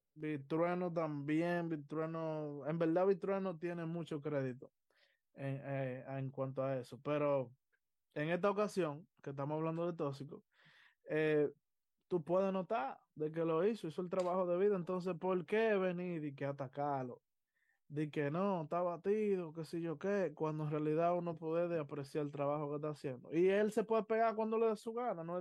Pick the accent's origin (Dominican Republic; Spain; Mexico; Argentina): Dominican Republic; nosotros dominicanos, yo me tengo que incluir porque somos dominicanos